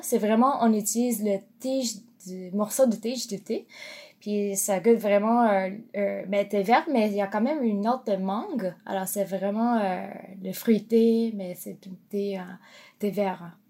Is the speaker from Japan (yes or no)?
yes; Japan; French is a second language; moved away as an adult; now in Montreal, Canada; quand je suis partie du Japon, j'avais 15 ans